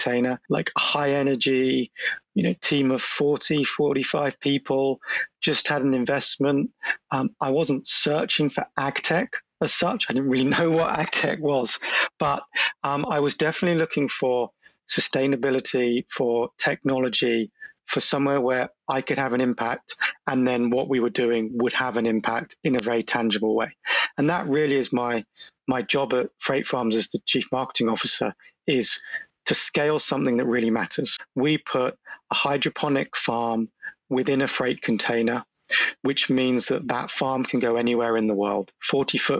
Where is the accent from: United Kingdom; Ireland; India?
United Kingdom; London; accent: British; moved away as an adult; now in Boston, United States; obviously I'm British, you can tell from the accent. I'm born and bred in London